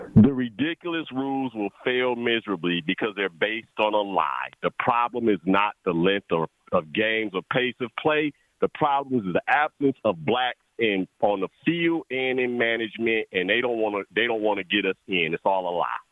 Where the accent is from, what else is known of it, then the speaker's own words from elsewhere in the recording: Chicago, Illinois, United States; now in North Carolina, United States; I'm originally from Chicago